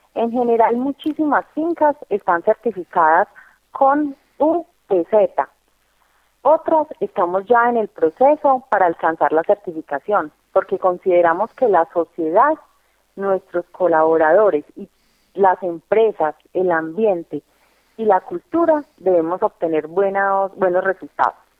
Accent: Colombia; como colombianos

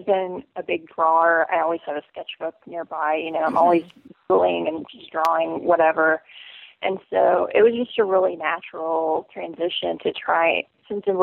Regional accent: Central Illinois, United States; I'm from Central Illinois originally

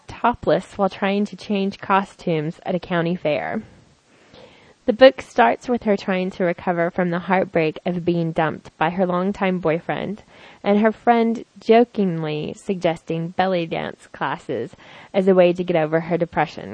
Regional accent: the South, United States; I'm from the South

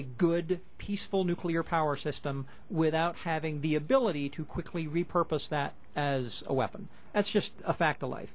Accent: United States; As an American

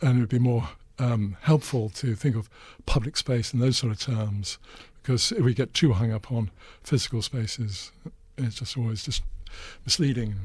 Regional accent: Newcastle upon Tyne, North East England, United Kingdom; my hometown, Newcastle

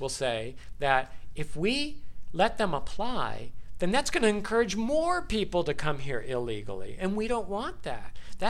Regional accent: Florida, United States; Yeah, I'm from Florida.

